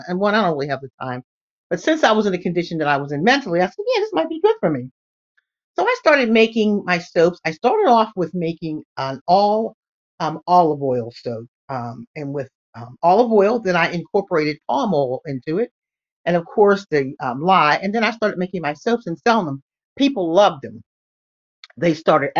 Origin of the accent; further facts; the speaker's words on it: Pittsburgh, Pennsylvania, United States; I'm from Pittsburgh, Pennsylvania